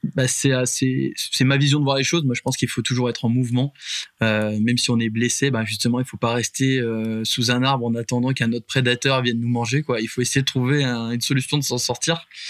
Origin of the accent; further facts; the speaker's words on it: Puy-de-Dôme, Auvergne-Rhône-Alpes, France; nous on est natif euh, du Puy de Dôme.